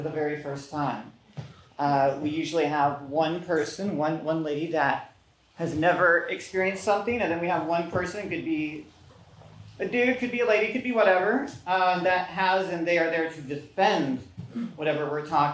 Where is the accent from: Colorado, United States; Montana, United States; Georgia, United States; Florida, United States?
Florida, United States; I'm from Florida